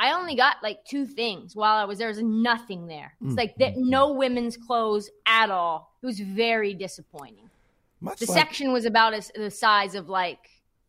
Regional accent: Portland, Oregon, United States; I grew up in Portland

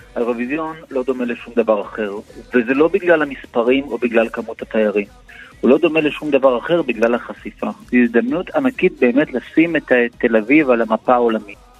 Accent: Israel; אנחנו כישראלים

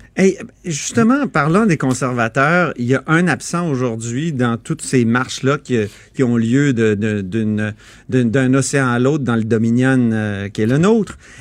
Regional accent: Canada; nous au Canada

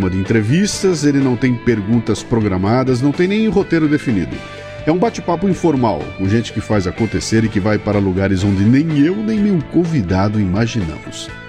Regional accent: Sorocaba, São Paulo, Brazil; Você mora em? Sorocaba. Nasceu lá? Nasci em São Paulo, só que eu Sim. mudei para lá muito novo.

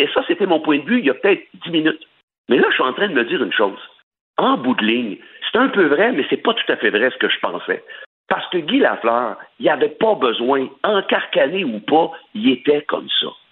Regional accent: Sorel, Quebec, Canada; je suis originaire de Sorel. OK? Je suis pas de Québec, comme les gens pensent. Je suis de Sorel.

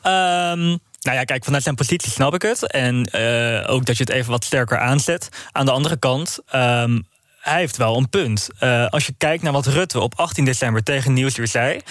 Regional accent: Amsterdam, North Holland, Netherlands; nu ben ik wel een geboren en getogen Amsterdammer.

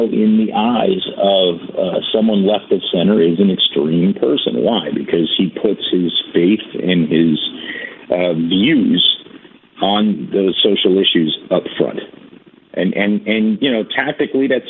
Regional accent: New York, United States; I'm a city boy. I'm a New Yorker.

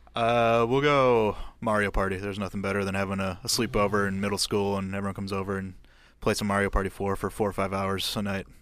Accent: Green Bay, Wisconsin, United States; moved away as an adult; now in Eau Claire, United States; I'm from Green Bay

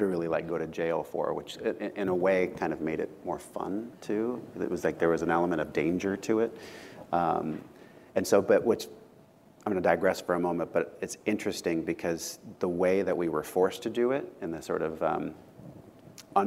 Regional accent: Southern California, United States; growing up in Southern California

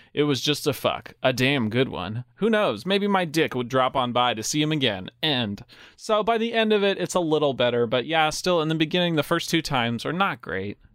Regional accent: New Mexico, United States; We're from New Mexico, and we speak so much Spanish

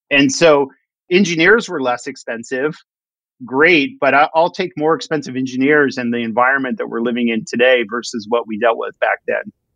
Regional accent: Los Angeles, California, United States; moved away as an adult; now in Seattle, United States; I grew up in Los Angeles and I moved to Seattle when I was about 20 years old

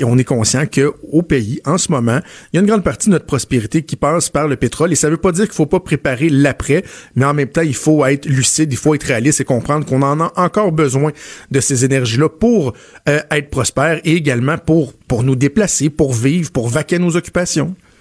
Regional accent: Quebec, Canada; chez nous au Québec

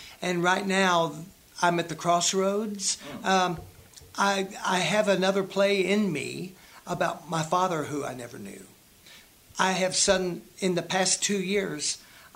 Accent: Greeneville, Tennessee, United States; I didn't even know I lived in Appalachia growing up in Greenville

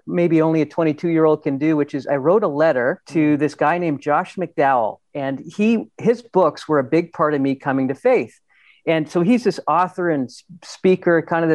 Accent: Ontario, Canada; I grew up in Ontario in a beautiful place with kind of lakes and loved that.

